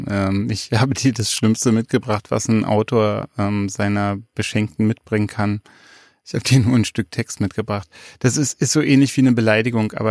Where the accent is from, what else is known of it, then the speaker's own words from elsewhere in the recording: Leipzig, Saxony, Germany; Oh, schon wieder, schon wieder eine Spezialität aus meiner Heimatstadt Leipzig.